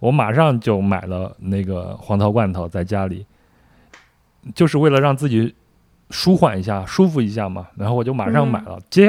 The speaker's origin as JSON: {"language": "Chinese", "region": "Henan", "country": "China", "tie": "born or raised there", "moved": "yes", "said": "我一个河南人，从小在河南长大。"}